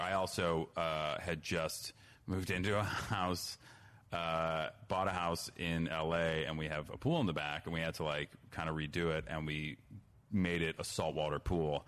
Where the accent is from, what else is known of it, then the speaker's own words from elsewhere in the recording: New Trier, Illinois, United States; my high school new trio